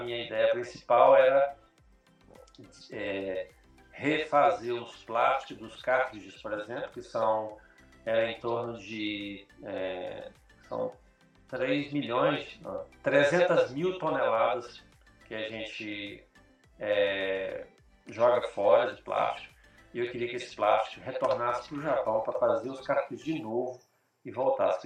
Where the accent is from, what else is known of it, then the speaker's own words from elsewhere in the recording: Brasília, Federal District, Brazil; first language Portuguese; moved away as an adult; now in Australia; em Brasília